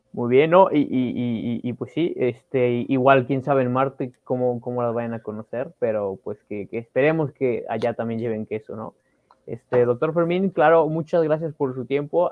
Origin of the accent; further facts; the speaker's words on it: Mexico; como mexicanos